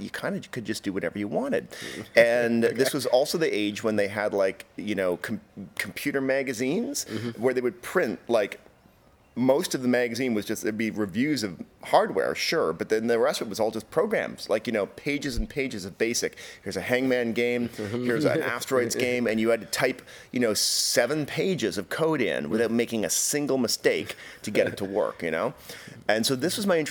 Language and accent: English; Canada; I grew up in Canada